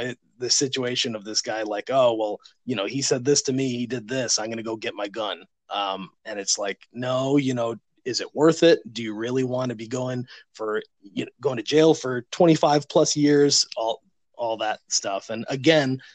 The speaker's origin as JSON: {"language": "English", "town": "Chicago", "region": "Illinois", "country": "United States", "moved": "yes", "lives_now": "Winston-Salem, United States", "said": "I'm originally from Chicago. I'm now in Winston-Salem"}